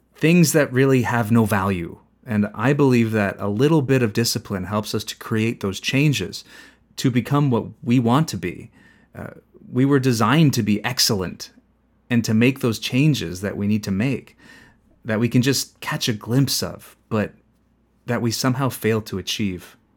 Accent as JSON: {"language": "English", "town": "Zapotitlán Tablas", "region": "Guerrero", "country": "Mexico", "also_born_or_lived": "Los Angeles / Maryland", "moved": "as an adult", "lives_now": "Santa Ana, United States", "said": "I'm from Guerrero State, the mountain region. They say it's the heart of the mountain, but to be precise, I'm from Zapotitlan Tablas, Guerrero."}